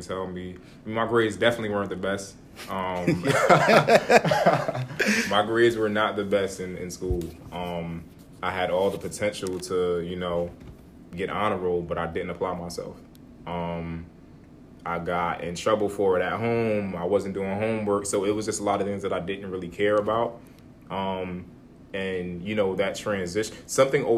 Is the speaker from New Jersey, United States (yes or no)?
yes; Hillside, New Jersey, United States; I come from Hillside, New Jersey, pretty much raised there all my life.